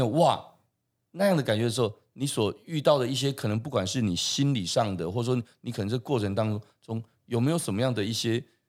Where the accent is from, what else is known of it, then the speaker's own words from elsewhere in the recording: Taiwan; 我们台湾人是不是现在对这件事情是越来越接受的？